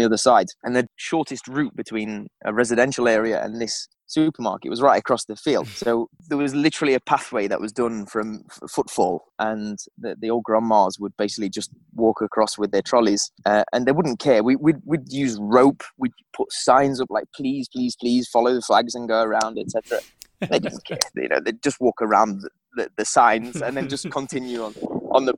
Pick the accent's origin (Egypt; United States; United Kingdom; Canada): United Kingdom; Midlands; accent: Midlands; moved away as an adult; now in Czech Republic; my Midlands accent